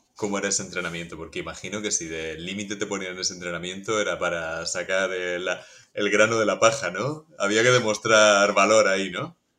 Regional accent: Region of Murcia, Spain; yo soy murciano

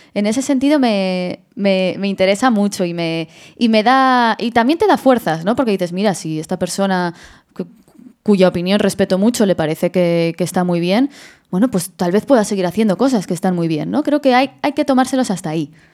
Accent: Madrid, Community of Madrid, Spain; yo, yo soy de Madrid

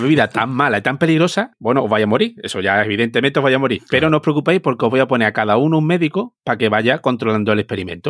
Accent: Seville, Andalusia, Spain; now in Barcelona, Spain; siendo sevillano

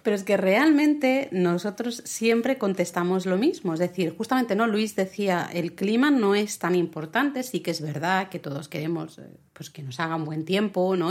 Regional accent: Catalonia, Spain; soy la catalana

